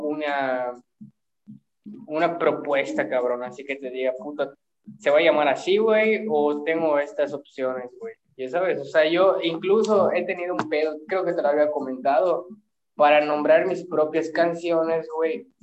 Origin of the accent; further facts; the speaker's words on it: Mexico; somos mexicanos